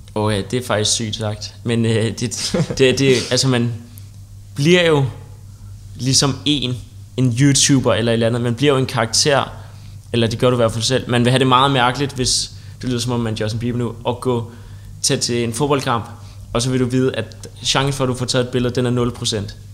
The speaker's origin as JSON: {"language": "Danish", "town": "Copenhagen", "region": "Capital Region of Denmark", "country": "Denmark", "said": "Jeg kommer fra København"}